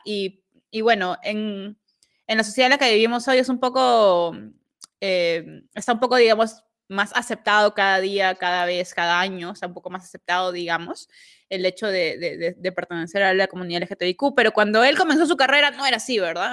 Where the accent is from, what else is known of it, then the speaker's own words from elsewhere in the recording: Peru; soy peruana